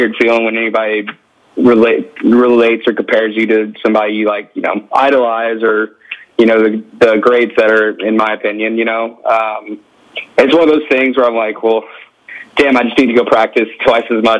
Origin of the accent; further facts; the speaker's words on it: United States; also born or lived in Louisiana / Houston, Texas; growing up in Texas and Louisiana